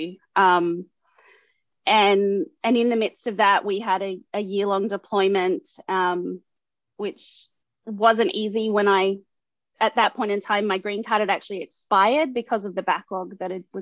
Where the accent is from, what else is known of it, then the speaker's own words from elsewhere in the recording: Australia; first language English; moved away as an adult; now in United States; I also love being Australian as well